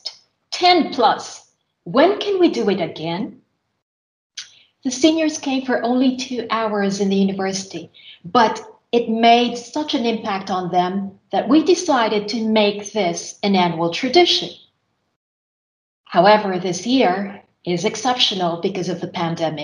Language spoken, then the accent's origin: English; Philippines; moved away as an adult; now in Finland; since my university years back in my home country, which is the Philippines. While living in Finland